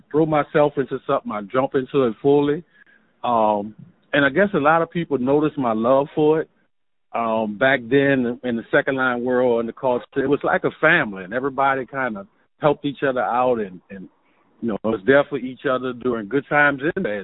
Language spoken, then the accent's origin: English; West Bank, Louisiana, United States; I was actually born and raised on the West Bank.